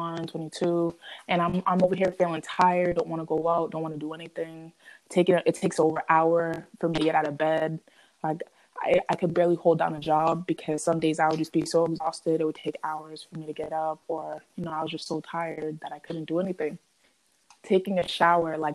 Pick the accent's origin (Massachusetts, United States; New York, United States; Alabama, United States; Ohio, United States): Massachusetts, United States; Boston; moved away; also born or lived in Connecticut; I'm from the Boston area in Massachusetts